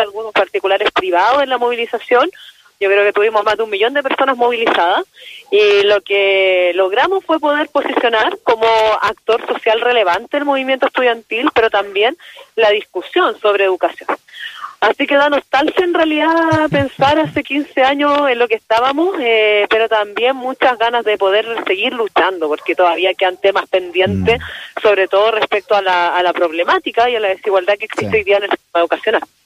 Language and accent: Spanish; Quinta Normal, Santiago Metropolitan Region, Chile; Yo soy de acá, soy nacida, criada, además vivo en Quinta Normal y mi familia de acá.